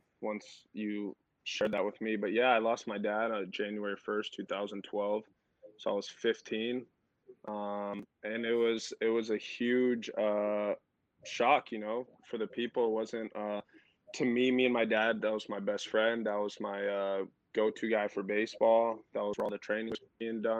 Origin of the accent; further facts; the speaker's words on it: Tucson, Arizona, United States; I was born and raised in Tucson, Arizona